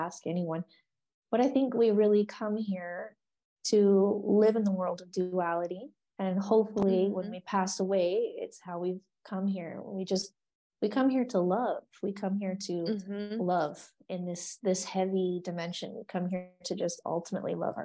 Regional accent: Oregon, United States; moved away; I'm from Oregon

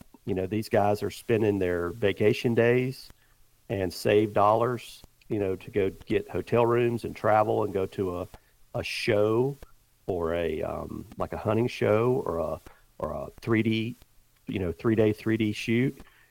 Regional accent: the South, United States; I've killed a lot of whitetails over the years just because I grew up in the South and had the opportunity to shoot a lot.

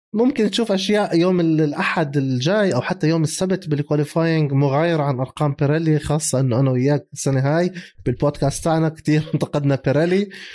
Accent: Jordan; احنا عندنا بالاردن

